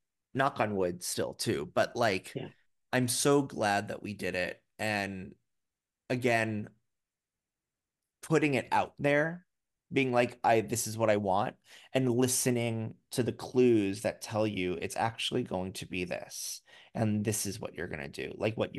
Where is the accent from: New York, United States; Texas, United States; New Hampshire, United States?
New York, United States; New York City; because I am a New Yorker and I am a proud New Yorker.